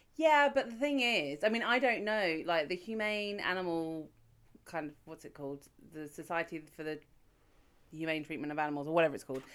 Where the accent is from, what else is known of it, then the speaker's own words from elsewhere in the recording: United Kingdom; I'm British. I've never been to an American high school